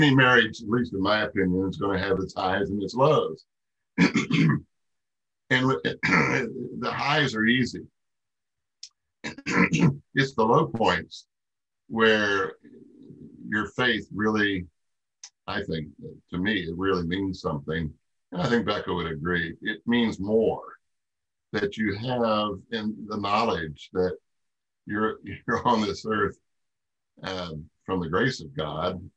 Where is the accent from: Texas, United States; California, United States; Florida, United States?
Florida, United States; Orlando; also born or lived in Pittsburgh, Pennsylvania; we moved to Orlando from Pittsburgh. I was 3 years old.